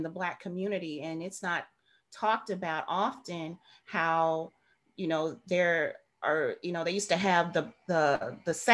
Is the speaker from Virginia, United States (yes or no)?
no; St. Louis, Missouri, United States; I was born and raised in St. Louis, Missouri